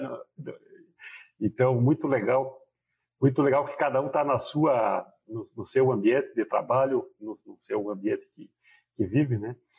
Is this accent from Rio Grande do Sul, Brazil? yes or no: yes; Rio Grande do Sul, Brazil; eu sou gaúcho e o gaúcho usa o tu